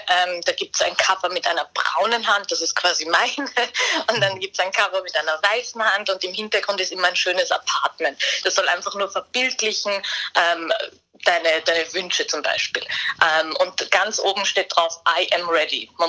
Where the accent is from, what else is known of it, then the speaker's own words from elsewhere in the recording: Vienna, Austria; ich als Wienerin kann nur sagen, das gehört auf jeden Fall dazu.